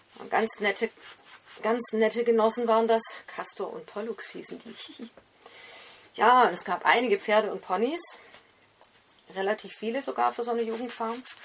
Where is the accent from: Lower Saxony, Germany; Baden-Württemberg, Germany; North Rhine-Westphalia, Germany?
Baden-Württemberg, Germany; Esslingen am Neckar; Ich bin nämlich in Esslingen am Neckar geboren